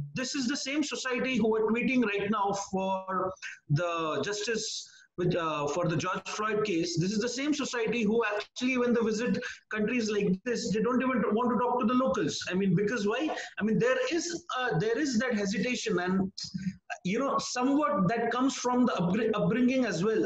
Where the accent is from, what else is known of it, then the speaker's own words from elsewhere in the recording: India; As an Indian